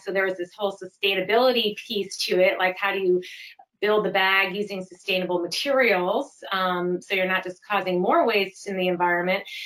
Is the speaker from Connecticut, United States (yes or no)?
yes; Connecticut, United States; moved away as an adult; also born or lived in Vermont; now in California, United States; I grew up in Connecticut, went to school in Vermont, um, the University of Vermont, and then moved out here and have stayed and started my family here